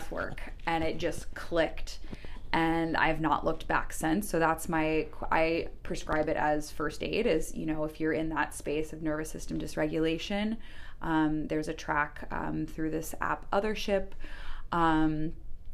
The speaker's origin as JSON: {"language": "English", "country": "United States", "tie": "born or raised there", "said": "growing up in the States."}